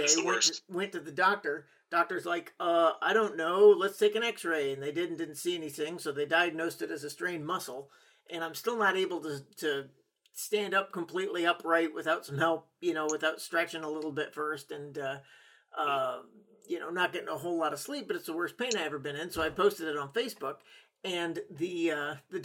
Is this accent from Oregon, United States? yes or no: yes; Oregon, United States; moved away; I grew up in Oregon a little bit